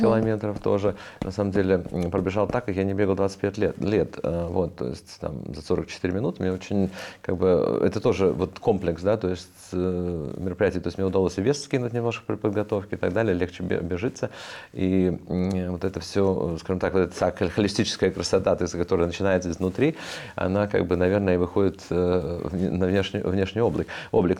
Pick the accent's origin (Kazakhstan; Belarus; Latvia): Latvia; Riga; moved away; also born or lived in United States; я рос тогда в Риге.